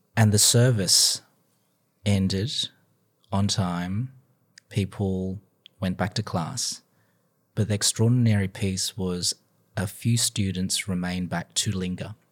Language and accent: English; Sydney, New South Wales, Australia; moved away as an adult; also born or lived in Canberra, Australia / Melbourne, Australia; now in United States; I was born and bred in Sydney, Australia, so again, very proud of my home city